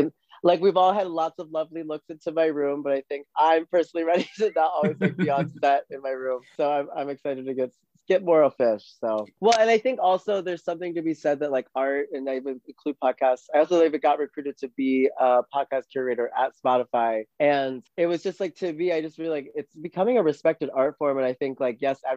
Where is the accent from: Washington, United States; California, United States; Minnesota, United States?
Minnesota, United States; moved away; also born or lived in New York; my hometown of 3000 in Minnesota